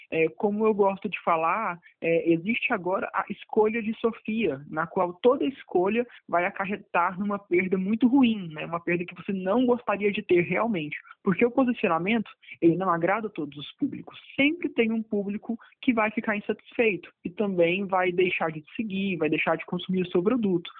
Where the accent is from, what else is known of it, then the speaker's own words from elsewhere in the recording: Anápolis, Goiás, Brazil; eu sou de Anápolis